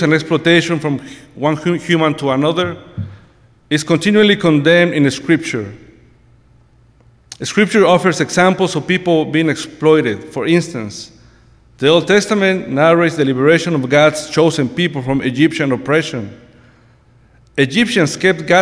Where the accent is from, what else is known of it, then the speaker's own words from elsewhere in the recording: Mexico City, Mexico; moved away as an adult; now in United States; I was born and raised in Mexico City many years ago